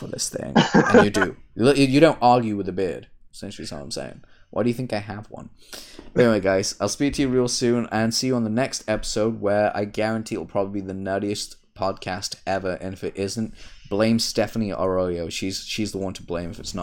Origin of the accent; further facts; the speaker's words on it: United Kingdom; I'm British.